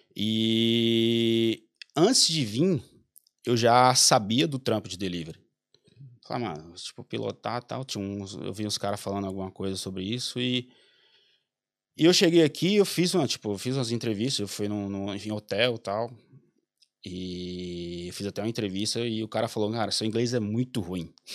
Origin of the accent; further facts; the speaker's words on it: Mossoró, Rio Grande do Norte, Brazil; moved away as an adult; also born or lived in Goiás / Belém / São Paulo / Chile; eu sou de Mossoró, Rio Grande do Norte